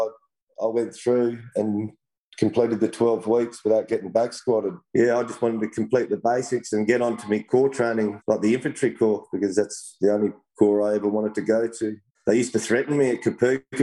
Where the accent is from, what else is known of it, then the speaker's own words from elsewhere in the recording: Australia; I grew up in a little town called Malang, which I live in now. Moved back here 5 years ago. Oh, I'm fifth generation down here in the town of Malang